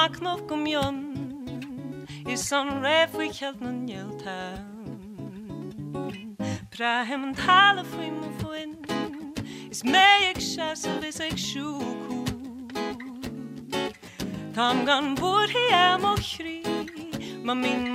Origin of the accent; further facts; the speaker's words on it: Ennis, County Clare, Ireland; I grew up in Ennis.